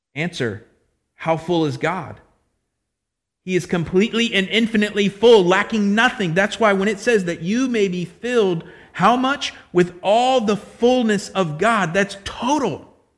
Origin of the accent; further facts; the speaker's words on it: Florida, United States; I'm from Florida